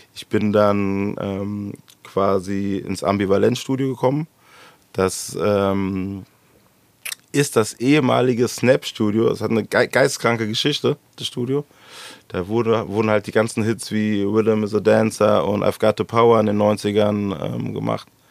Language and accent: German; Frankfurt, Hesse, Germany; Ich bin da schlicht und ergreifend nur geboren, wohne schon immer hier im Gallus